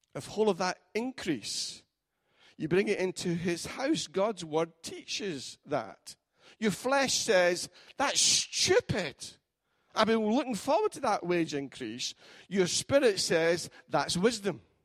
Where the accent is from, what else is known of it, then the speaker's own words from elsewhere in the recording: Scotland, United Kingdom; as a Scotsman